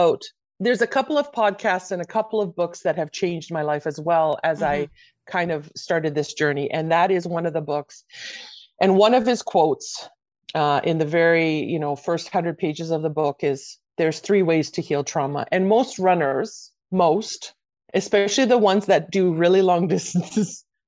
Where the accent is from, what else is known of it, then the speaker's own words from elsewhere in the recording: Canada; also born or lived in Croatia; I was born in Croatia and I came to Canada at 6